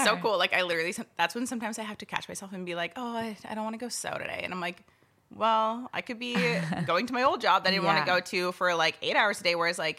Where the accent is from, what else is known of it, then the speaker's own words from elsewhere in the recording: Chilliwack, British Columbia, Canada; also born or lived in Yarrow / Kelowna; I was born in Chilliwack, and I lived there for like quite a while, but I also moved around a lot.